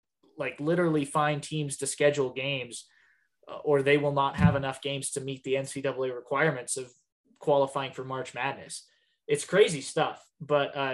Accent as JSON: {"language": "English", "town": "Lewistown", "country": "United States", "tie": "born or raised there", "said": "my hometown, Lewistown."}